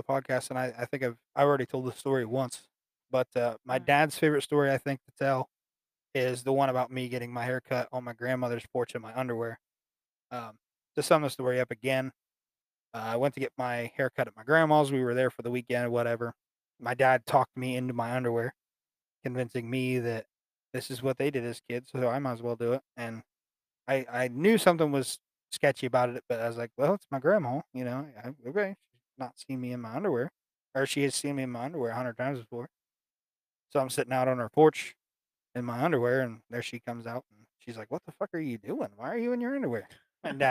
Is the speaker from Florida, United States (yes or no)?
yes; Florida, United States; now in Ohio, United States; I was born in Florida